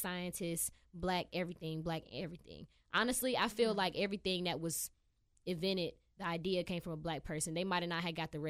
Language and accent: English; United States; This is … from my hometown. Shout out Union County.